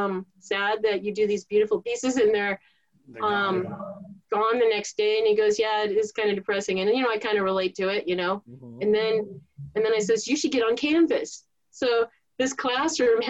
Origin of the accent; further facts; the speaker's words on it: Thousand Oaks, California, United States; I'm from Thousand Oaks. Everybody has a gun.